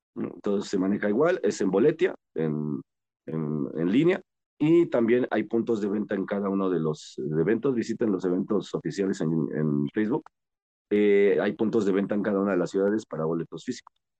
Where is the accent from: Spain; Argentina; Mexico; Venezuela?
Mexico; somos mexicanos